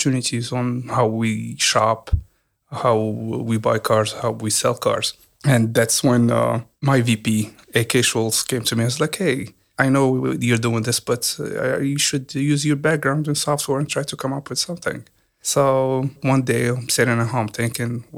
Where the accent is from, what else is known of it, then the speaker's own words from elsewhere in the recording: Morocco; moved away as an adult; now in Hampton Roads, United States; I came from Morocco, so I was there for 18 years